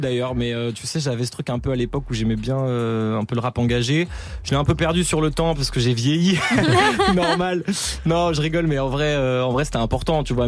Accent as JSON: {"language": "French", "town": "Paris", "region": "Île-de-France", "country": "France", "said": "je viens de Paris Nord"}